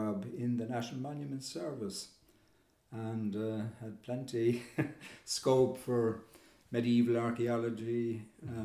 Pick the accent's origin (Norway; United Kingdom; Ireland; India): Ireland; Kilkenny, Leinster; I was brought up in Kilkenny